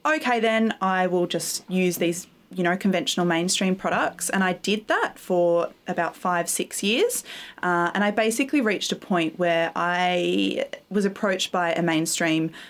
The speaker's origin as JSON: {"language": "English", "town": "Gold Coast", "region": "Queensland", "country": "Australia", "tie": "born or raised there", "also_born_or_lived": "Byron Bay, New South Wales", "said": "I grew up in Queensland, partly on the Gold Coast and partly in Byron Bay"}